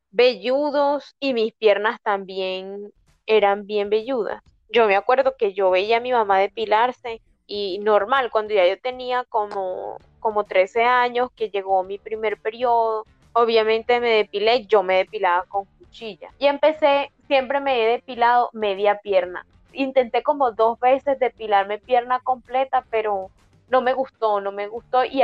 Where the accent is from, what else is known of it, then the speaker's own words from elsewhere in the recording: Mexico; El bigote, yo soy un charro mexicano, también